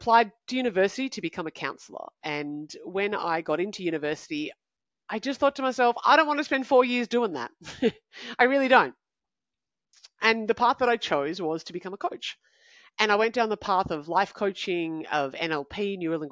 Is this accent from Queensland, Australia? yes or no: no; Canberra, Australian Capital Territory, Australia; I'm from Canberra. I'm 22